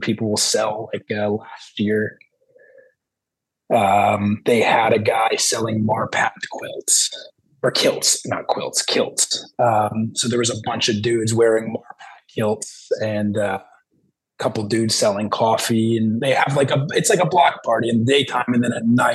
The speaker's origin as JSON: {"language": "English", "region": "New Jersey", "country": "United States", "tie": "born or raised there", "said": "I'm from South Jersey"}